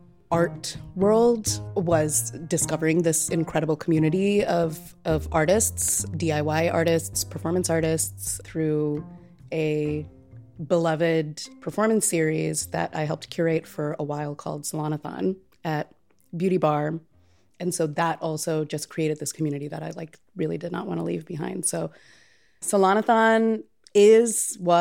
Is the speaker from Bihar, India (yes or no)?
no; Chennai, Tamil Nadu, India; now in Chicago, United States; I grew up in Chennai, which is a Tamil-speaking city in the state directly south of the state that my family is kind of historically from.